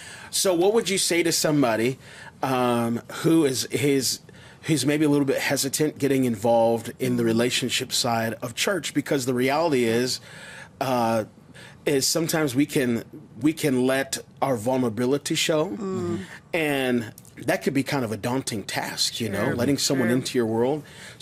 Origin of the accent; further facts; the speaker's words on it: Las Vegas, Nevada, United States; I'm reconnecting with different people in my life that I grew up with here in Las Vegas.